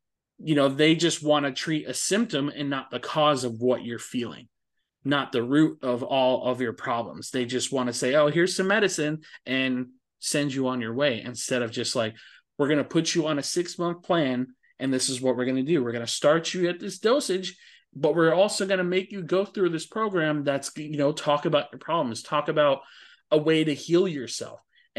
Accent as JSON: {"language": "English", "region": "Florida", "country": "United States"}